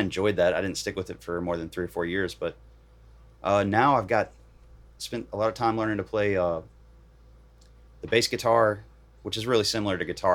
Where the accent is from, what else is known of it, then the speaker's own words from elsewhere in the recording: Bridgewater, Virginia, United States; also born or lived in Knoxville, Tennessee / Atlanta, Georgia; now in Nashville, United States; I grew up in Virginia